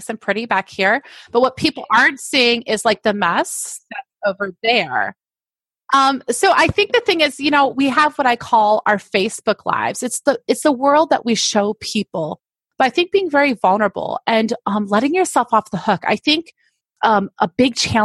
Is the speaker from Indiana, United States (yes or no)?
no; Fulton, New York, United States; I grew up in upstate New York